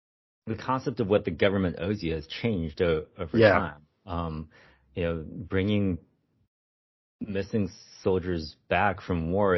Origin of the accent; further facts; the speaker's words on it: Germany; My ancestors are from China. And so growing up in Germany, like it was like this very unique experience that I hadn't really seen in literature before.